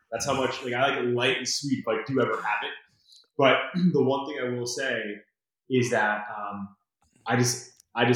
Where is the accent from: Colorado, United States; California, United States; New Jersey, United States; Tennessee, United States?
New Jersey, United States; Brick; I grew up in Brick down the shore here